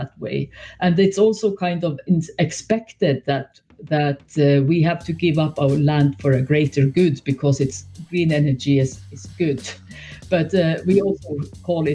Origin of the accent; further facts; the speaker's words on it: Norway; I'm from Norway